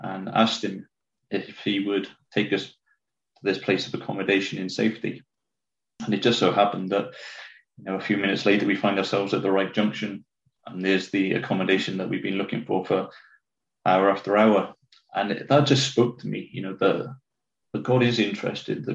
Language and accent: English; Cwmbran, Wales, United Kingdom; also born or lived in Winchester / Four Marks; it's about 35 minutes down the road from where I am now, a town called Cwmbran. I don't know if people know Wales, but it's about 5 minutes, 10 minutes from Newport. Not the nicest of places, but, you know, good to be 10 minutes away from it. Growing up in Cwmbran